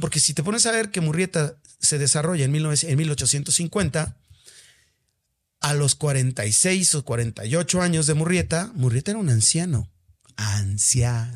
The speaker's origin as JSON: {"language": "Spanish", "country": "Mexico", "said": "soy mexicano y porque amo mi país"}